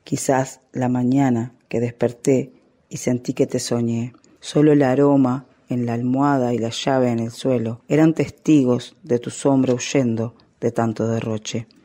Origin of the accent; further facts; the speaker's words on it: Uruguay; also born or lived in Minas, Uruguay; soy uruguaya, vivo en la ciudad de Minas